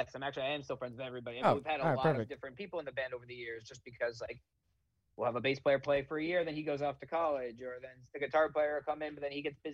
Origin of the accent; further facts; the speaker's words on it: East Brunswick, New Jersey, United States; I'm from East Brunswick, New Jersey, so like that's really my home. But Asbury Park is kind of my home away from home.